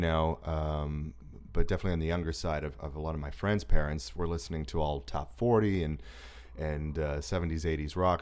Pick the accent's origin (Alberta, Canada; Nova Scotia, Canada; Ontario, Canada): Nova Scotia, Canada; Halifax; moved away; I grew up on the East Coast of, uh, Canada